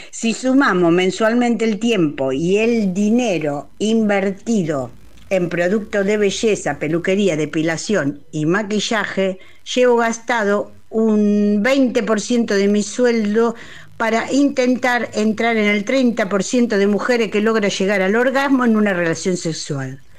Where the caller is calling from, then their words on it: Coghlan, Buenos Aires, Argentina; de Iturral de Coglan.